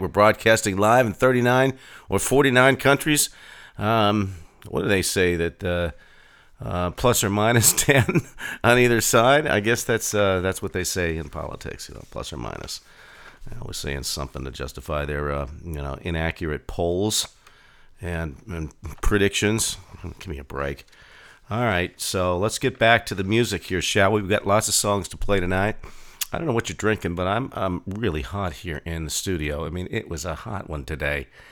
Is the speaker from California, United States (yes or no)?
yes; California, United States; also born or lived in Pittsburgh, Pennsylvania; We moved to California when I was six years old.